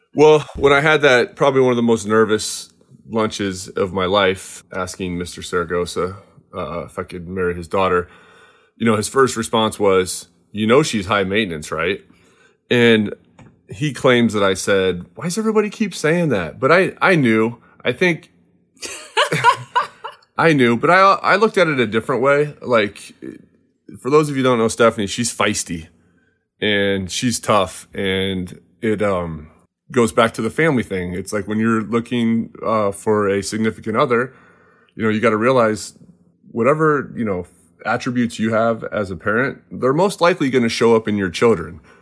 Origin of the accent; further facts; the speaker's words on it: Cedar Rapids, Iowa, United States; now in West Coast, United States; I am from Cedar Rapids, Iowa